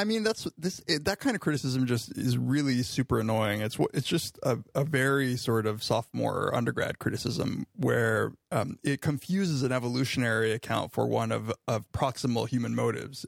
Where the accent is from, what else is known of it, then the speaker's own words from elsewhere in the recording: Riverside, California, United States; now in Ithaca, United States; my hometown of Riverside, California